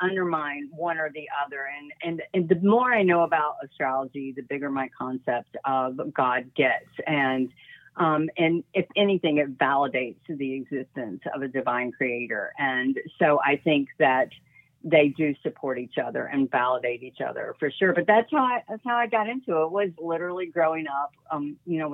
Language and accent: English; the South, United States; I grew up in the South in a very Christian family